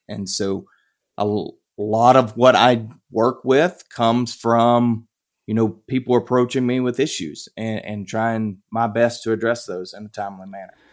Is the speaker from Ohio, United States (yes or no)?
no; Piedmont of North Carolina, United States; moved away; I grew up in North Carolina, the Piedmont of, of North Carolina